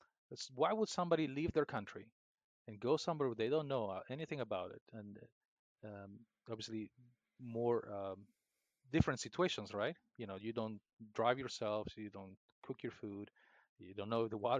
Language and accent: English; Peru; moved away as an adult; now in United States; My hometown in the jungle of Peru